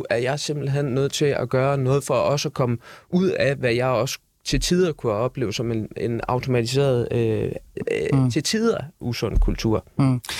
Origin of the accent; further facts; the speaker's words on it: Aarhus, Central Denmark Region, Denmark; jeg er fra Aarhus, ikke?